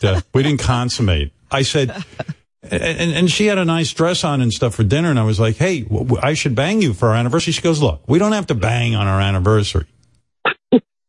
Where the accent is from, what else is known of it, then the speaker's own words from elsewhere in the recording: New York, United States; where I grew up in New York